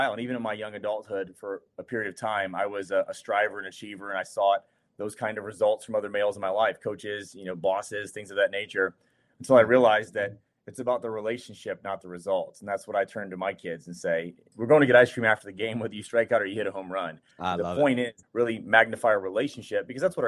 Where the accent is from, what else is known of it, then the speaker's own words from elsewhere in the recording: Ohio, United States; moved away; also born or lived in Charleston; I'm from Ohio, born and raised. I grew up a Buckeye